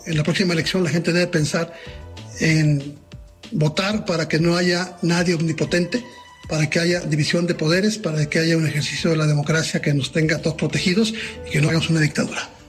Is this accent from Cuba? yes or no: no; Mexico; como mexicano bien nacido